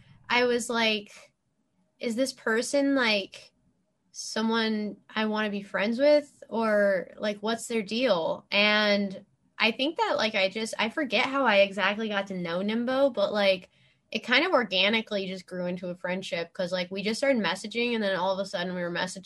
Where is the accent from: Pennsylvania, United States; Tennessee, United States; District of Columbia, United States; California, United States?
California, United States; Los Angeles; I'm from